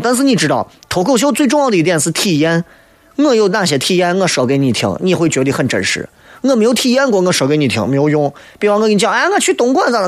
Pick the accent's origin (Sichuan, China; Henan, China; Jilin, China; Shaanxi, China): Shaanxi, China; Xi'an; 作为一名八零后，作为一个西安人